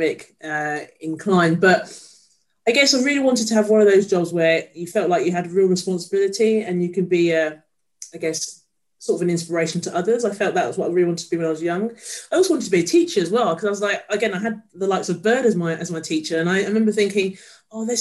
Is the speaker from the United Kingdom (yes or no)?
yes; London, United Kingdom; growing up from where I lived in North London, I grew up in Edmonton